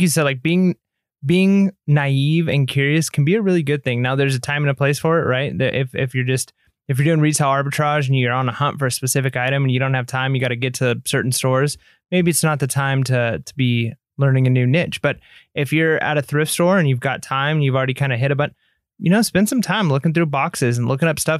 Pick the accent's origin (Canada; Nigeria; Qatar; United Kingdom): United Kingdom; England; because I'm an English guy